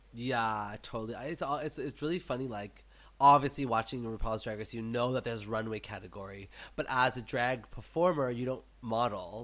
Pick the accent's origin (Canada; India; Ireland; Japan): Canada; me as a Canadian